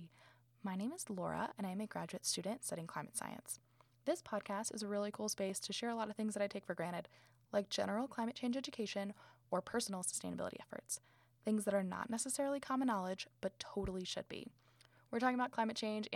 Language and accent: English; South Florida, United States; We're both from South Florida